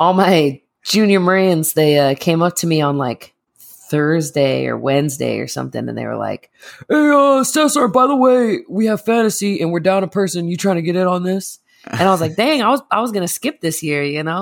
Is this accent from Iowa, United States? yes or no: no; Massachusetts, United States; moved away; I'm also from Massachusetts